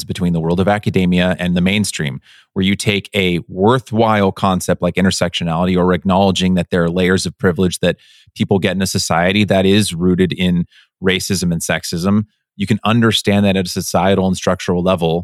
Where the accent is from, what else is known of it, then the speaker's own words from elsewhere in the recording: United States; as an American